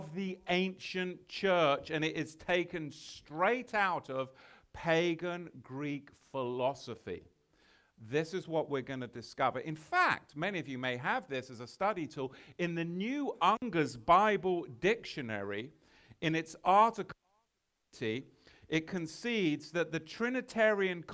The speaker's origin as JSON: {"language": "English", "region": "England", "country": "United Kingdom", "said": "I'm from England"}